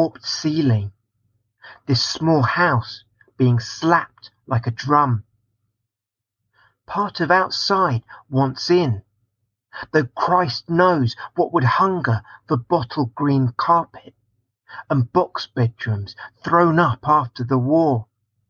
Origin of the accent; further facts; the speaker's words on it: Watford, East of England, United Kingdom; I was born in Watford and grew up there.